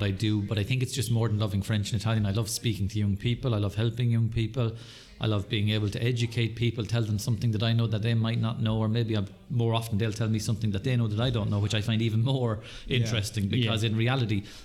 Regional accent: County Kildare, Ireland; moved away as an adult; now in Waterford, Ireland; I moved to Waterford about 26 years ago. So I'm originally from Kildare

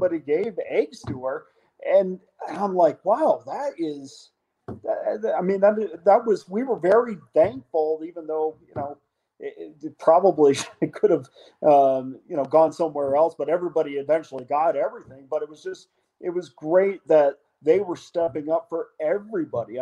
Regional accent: Albany area, central New York, United States; moved away as an adult; now in Las Vegas, United States; I'm from central New York around the Albany area

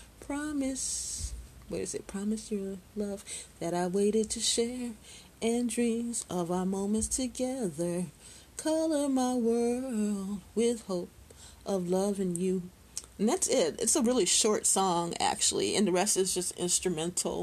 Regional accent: Chicago, Illinois, United States; I grew up in Chicago

